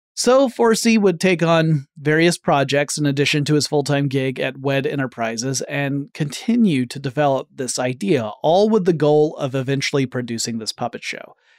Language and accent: English; Atlanta, Georgia, United States; based in my hometown of Atlanta, Georgia